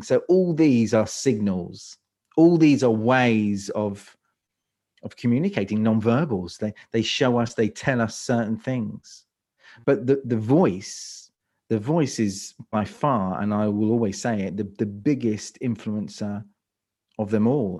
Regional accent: London, United Kingdom; moved away as an adult; now in Croatia; I live in Croatia. I'm from London. So, uh, U K is, is my, is my native

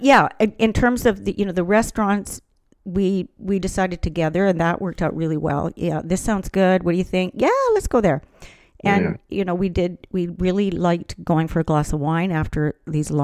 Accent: Vancouver, British Columbia, Canada; we're from Vancouver

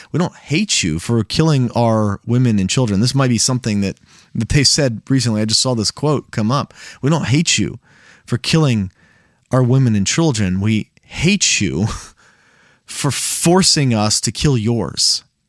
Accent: United States; as an American

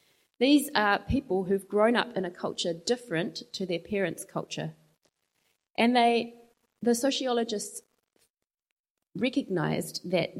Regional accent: Zimbabwe; now in New Zealand; I've never felt entirely like I belong in New Zealand, and yet neither do I belong in Zimbabwe, my home country. And I've always just felt a little bit different somehow. Growing up, my family felt different.

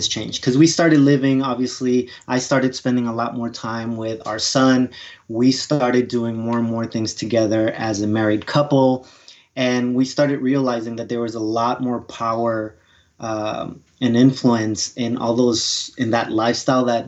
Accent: New York, United States; also born or lived in Colombia; I immigrated from South America, from Colombia, when I was about 8-9 years old, and grew up in New York

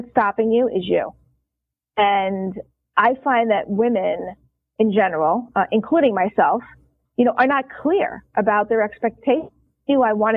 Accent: New York, United States; I am a New Yorker

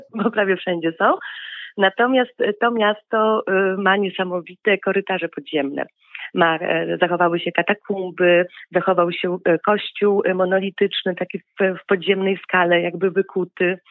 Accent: Poland; moved away as an adult; now in Nouvelle-Aquitaine, France; u nas w Tatrach

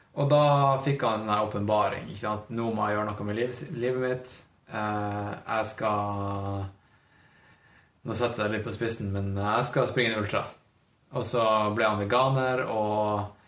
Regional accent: Northern Norway, Norway; now in Oslo, Norway; Jeg føler meg som nordlending

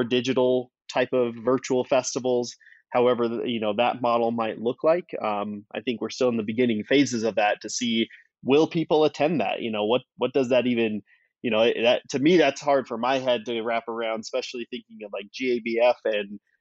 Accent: Wyoming, United States; I grew up in Wyoming

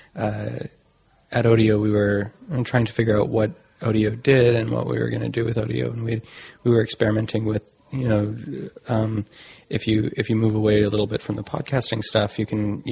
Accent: Vancouver, British Columbia, Canada; moved away; originally I'm from Vancouver in Canada

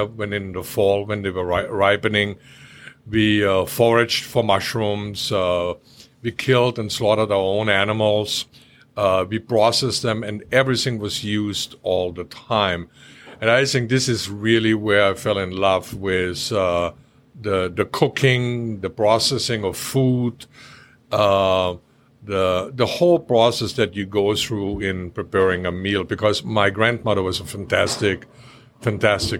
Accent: Austria; also born or lived in Orlando; now in North Carolina, United States; I grew up in a very small village in Austria

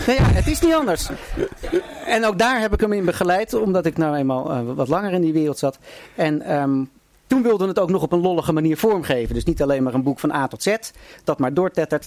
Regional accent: Haarlem, North Holland, Netherlands; ik kom ook uit Haarlem en heb nog met zijn broer Willem gevoetbald in, bij de koninklijke HFC

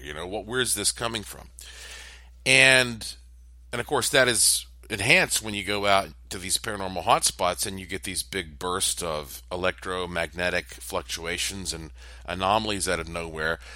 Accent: Western North Carolina, United States; Of course, I am from Western North Carolina.

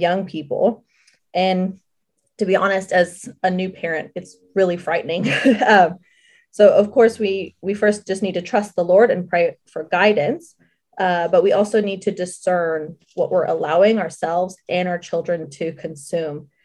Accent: Southern California, United States; I grew up in Southern California

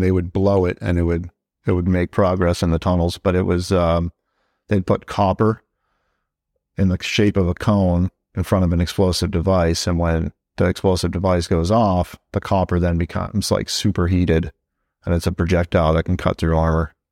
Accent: Southern New Hampshire, United States; moved away as an adult; also born or lived in Nashua, New Hampshire / Hudson, New Hampshire / Merrimack, New Hampshire / Manchester, New Hampshire; now in Fort Drum, United States; I'm from Southern New Hampshire, um, city right on the border of Massachusetts, Nashua, New Hampshire. Um, grew up there for a little while, uh, then we moved over to the town next, next to it, Hudson, and then I went to high school in Merrimack, New Hampshire

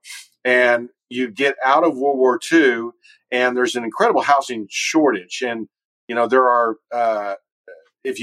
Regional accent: Dallas, Texas, United States; also born or lived in Boston; I'm from Texas. My wife's from Fort Worth. I was from Dallas

